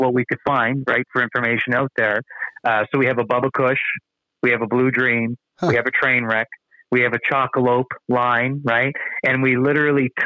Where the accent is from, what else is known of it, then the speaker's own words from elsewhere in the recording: New Brunswick, Canada; I'm from the East Coast of Canada. I'm from New Brunswick